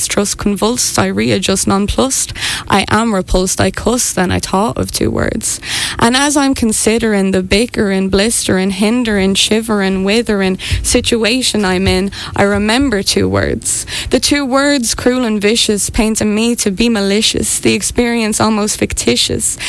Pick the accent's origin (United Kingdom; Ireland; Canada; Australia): Ireland; Morriscastle, County Wexford; now in Dublin, Ireland; I'm from Morriscastle, and my parents have a cafe as well